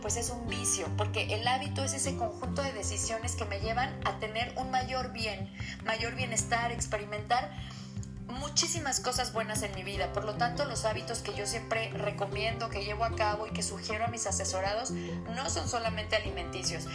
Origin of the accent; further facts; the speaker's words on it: Cuernavaca, Morelos, Mexico; moved away as an adult; now in Puebla, Mexico; Soy morelense, nací en Cuernavaca, pero llevo casi 11 años viviendo en Puebla